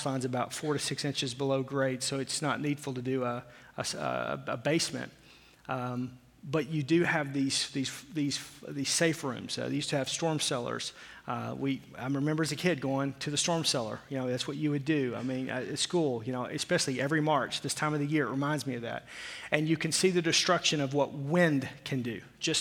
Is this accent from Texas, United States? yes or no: no; Arkansas, United States; I'm from Arkansas